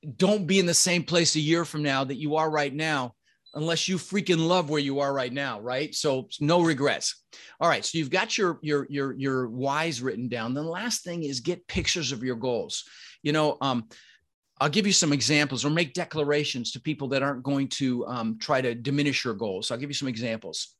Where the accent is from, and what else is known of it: Denver, Colorado, United States; born or raised there; also born or lived in Netherlands